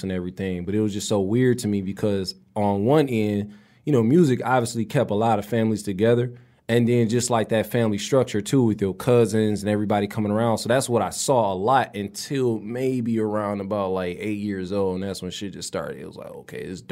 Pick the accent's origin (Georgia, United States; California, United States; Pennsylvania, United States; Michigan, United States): Michigan, United States; Detroit; For the most part, east, but afterward, just like kind of bouncing around